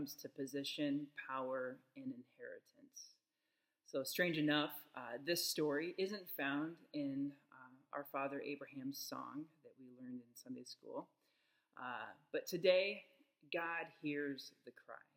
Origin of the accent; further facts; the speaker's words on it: Sioux City, Iowa, United States; Growing up in Sioux City, the son of a Catholic grade school teacher